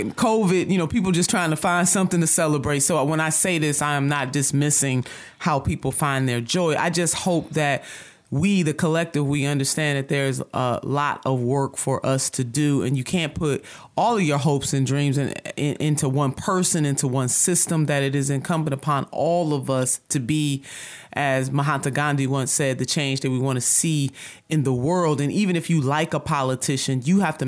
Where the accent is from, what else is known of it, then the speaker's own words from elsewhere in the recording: Cleveland, Ohio, United States; I'm from Cleveland, Ohio